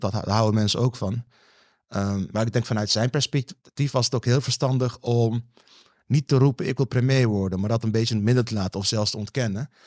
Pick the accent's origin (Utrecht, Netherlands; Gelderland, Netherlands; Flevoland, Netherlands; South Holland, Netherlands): South Holland, Netherlands; Rotterdam; Ik kom uit Rotterdam-Zuid